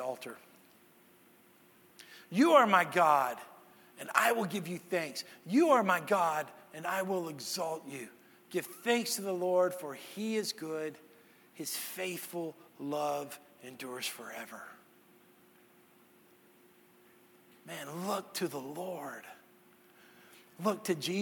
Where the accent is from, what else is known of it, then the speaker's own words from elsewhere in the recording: Texas, United States; moved away; I'm from Texas